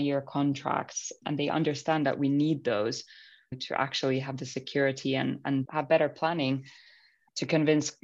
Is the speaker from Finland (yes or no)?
yes; Finland; moved away; growing up in Finland, you're constantly surrounded by nature.